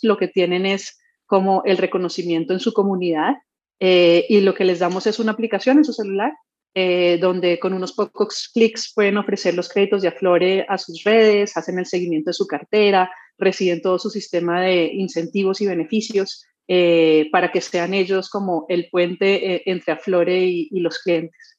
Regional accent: Colombia; yo soy colombiana

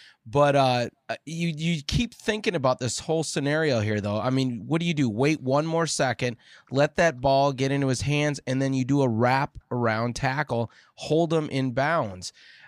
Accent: Minnesota, United States; And here's the thing here is the three of us here, we're big Vikings fans, all growing up in Minnesota.

